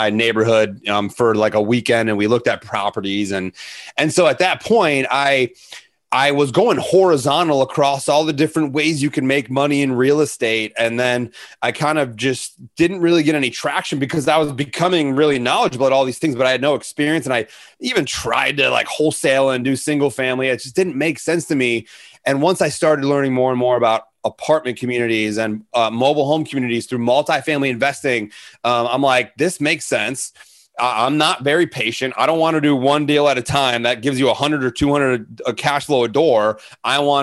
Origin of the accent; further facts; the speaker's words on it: Arlington Heights, Illinois, United States; moved away; Arlington Heights is my hometown